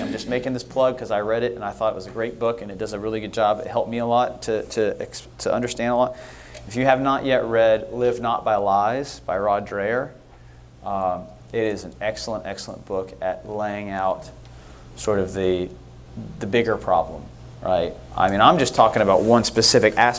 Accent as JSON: {"language": "English", "region": "Northern California", "country": "United States", "tie": "born or raised there", "also_born_or_lived": "United Kingdom / Texas", "moved": "yes", "said": "as a kid, I grew up in Northern California, and I used to go to San Francisco every weekend"}